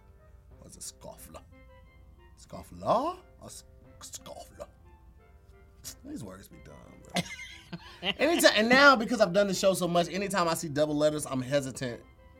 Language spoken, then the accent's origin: English; St. Louis, Missouri, United States; accent: St. Louis